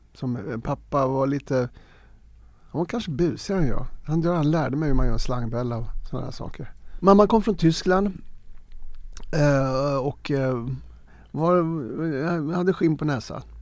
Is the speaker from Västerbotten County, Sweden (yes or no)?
no; Stockholm, Stockholm County, Sweden; Jag är uppvuxen i Farsta, en ABC-förort eh, arbete bostadscentrum